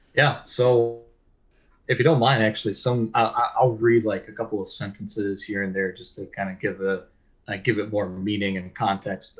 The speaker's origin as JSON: {"language": "English", "town": "Chicago", "region": "Illinois", "country": "United States", "said": "I'm from Chicago"}